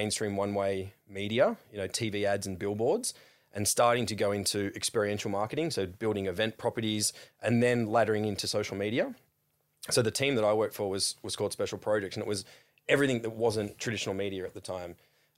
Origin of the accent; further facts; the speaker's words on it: Sawtell, New South Wales, Australia; now in Sydney, Australia; A little town called Sawtell, just south of Coffs Harbour.